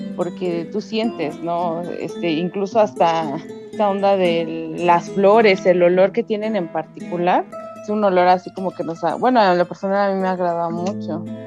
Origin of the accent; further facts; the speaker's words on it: Mexico; es algo parte de la cultura aquí mexicana